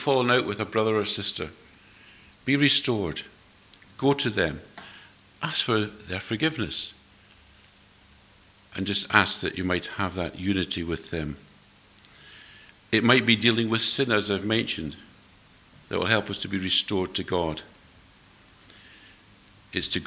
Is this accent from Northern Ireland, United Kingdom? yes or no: no; Edinburgh, Scotland, United Kingdom; moved away; I was brought up in Edinburgh, and Edinburgh people have a reputation for being rather cool